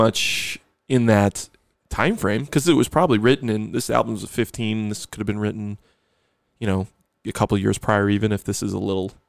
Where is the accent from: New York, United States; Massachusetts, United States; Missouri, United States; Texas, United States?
New York, United States; Buffalo; I'm from Buffalo.